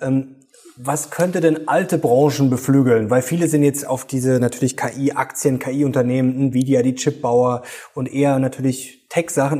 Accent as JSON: {"language": "German", "country": "Germany", "said": "bei uns in Deutschland"}